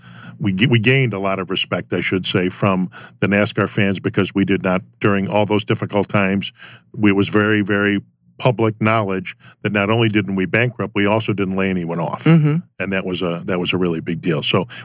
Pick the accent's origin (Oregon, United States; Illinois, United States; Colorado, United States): Illinois, United States; Chicago; I was raised in Chicago in the city